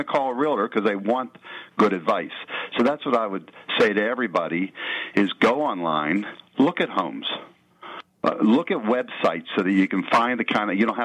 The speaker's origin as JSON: {"language": "English", "town": "Penn Hills", "region": "Pennsylvania", "country": "United States", "tie": "born or raised there", "said": "I grew up in Penn Hills"}